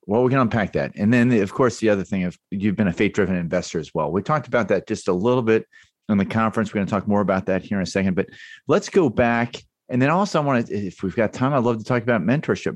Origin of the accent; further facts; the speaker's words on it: Baltimore, Maryland, United States; moved away; also born or lived in New York / North Carolina; I grew up in Baltimore and was a huge Baltimore Orioles fan, then moved to New York.